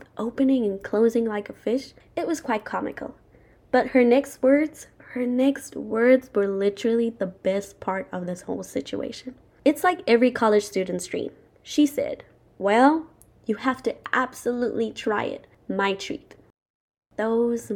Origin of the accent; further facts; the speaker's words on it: Zimbabwe; now in United States; when I tell people where I'm from, I always say Zimbabwe